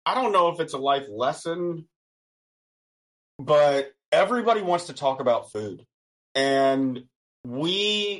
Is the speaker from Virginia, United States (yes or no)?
yes; Western Virginia, United States; I am from Western Virginia